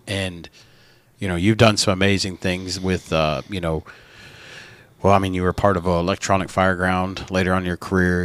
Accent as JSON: {"language": "English", "region": "North Carolina", "country": "United States", "said": "we're from the South"}